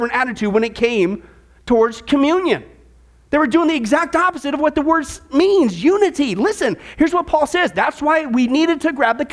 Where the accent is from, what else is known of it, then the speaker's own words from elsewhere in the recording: Midwest, United States; I grew up in the Midwest.